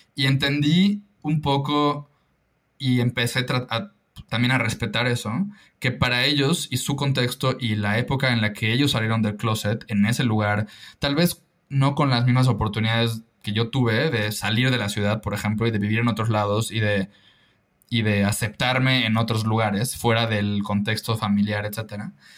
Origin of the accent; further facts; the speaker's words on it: Mérida, Yucatán, Mexico; also born or lived in Lyon, France; creciendo en Mérida y en Yucatán